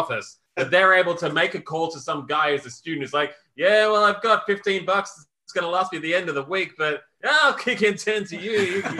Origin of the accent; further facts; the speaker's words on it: Australia; So donations don't make any sense to me as an Australian.